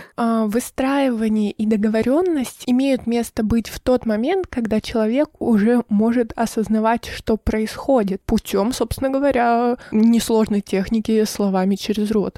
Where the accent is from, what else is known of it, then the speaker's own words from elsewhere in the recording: Irkutsk, Irkutsk Oblast, Russia; now in Sochi, Russia; я вернулась из Сочи в Иркутск на летний период, и здесь находится вся моя семья